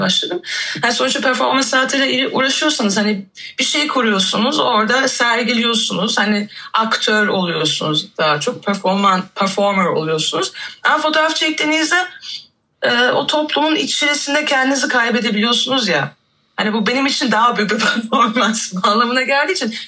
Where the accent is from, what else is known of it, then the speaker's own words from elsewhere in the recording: Germany; moved away as an adult; now in Istanbul, Turkey; ben de 2014'te İstanbul'a taşındım. Ondan önce işte doğma büyüme Almancıyım diyeyim.